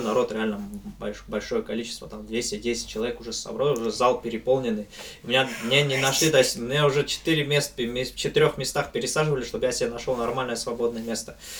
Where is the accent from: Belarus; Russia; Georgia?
Georgia; Abkhazia; я попал сюда, в Абхазию, и мои предки, и все, вся моя семья щас живёт